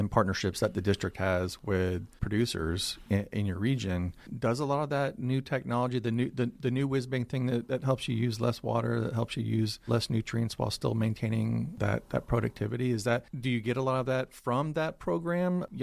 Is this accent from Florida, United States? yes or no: yes; West Central Florida, United States; I come from West Central Florida